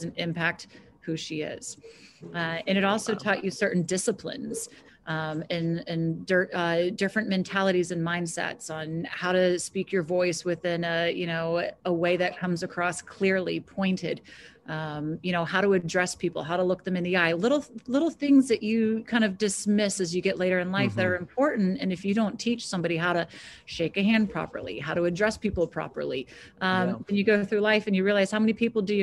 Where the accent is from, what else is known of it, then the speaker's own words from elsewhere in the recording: Jacksonville, Florida, United States; moved away; I grew up in Florida